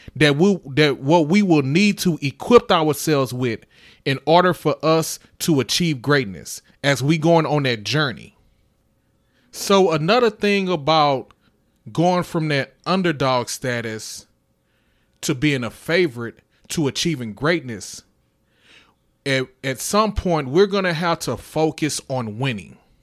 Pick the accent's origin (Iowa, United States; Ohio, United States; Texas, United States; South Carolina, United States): Texas, United States; Houston; I'm from Houston